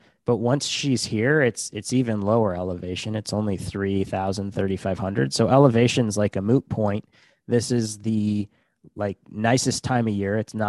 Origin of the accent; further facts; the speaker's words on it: Montana, United States; So we're back in Montana. We're both like from Montana. Our families are in Montana.